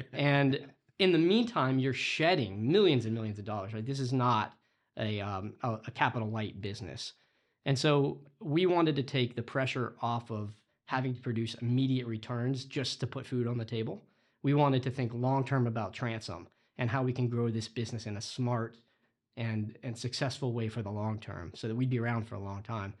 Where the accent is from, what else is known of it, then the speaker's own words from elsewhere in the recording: Florida, United States; now in Boston, United States; I grew up in Florida.